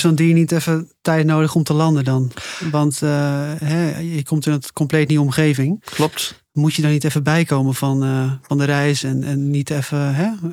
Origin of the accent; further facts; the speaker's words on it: Netherlands; ik kom uit Nederland. Ik ben dit land heel erg gewend.